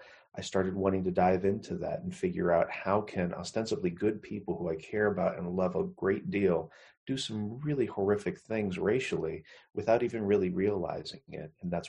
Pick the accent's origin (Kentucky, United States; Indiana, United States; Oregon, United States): Oregon, United States; McMinnville; also born or lived in Portland, Oregon; growing up in McMinnville, Oregon. And that was in the early 90s. This is rural Oregon, not what people think about Portland, Portlandia, although I do have a lot of experience living in there as well